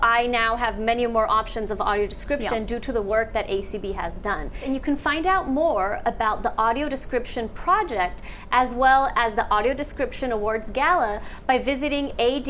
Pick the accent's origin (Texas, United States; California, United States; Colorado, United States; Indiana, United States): California, United States; Woodland; Growing up in Northern California, I understood the hurdles to inclusion far too well. From being a Latina immigrant